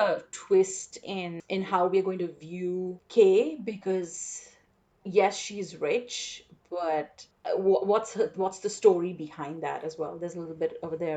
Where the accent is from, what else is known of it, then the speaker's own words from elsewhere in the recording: India; first language English; moved away as an adult; also born or lived in Chicago; now in United States; growing up in India